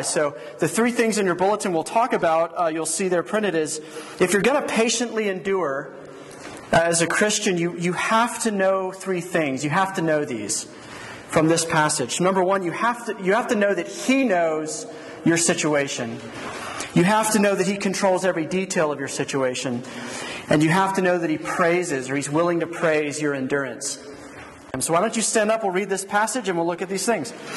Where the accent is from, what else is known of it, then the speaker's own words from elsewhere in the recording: Georgia, United States; moved away as an adult; also born or lived in Philadelphia / Colorado / New Mexico; now in Las Cruces, United States; I grew up in Georgia